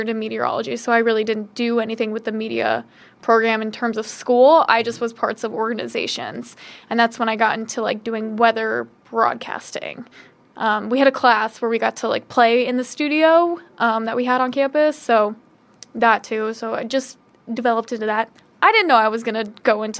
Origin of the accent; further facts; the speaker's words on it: Carmel, Indiana, United States; moved away as an adult; also born or lived in Muncie, Indiana; I come from Indianapolis, specifically Carmel, Indiana